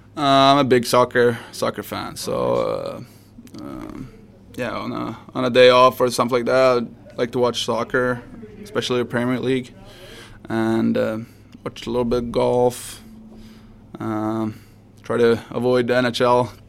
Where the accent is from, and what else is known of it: Sweden; moved away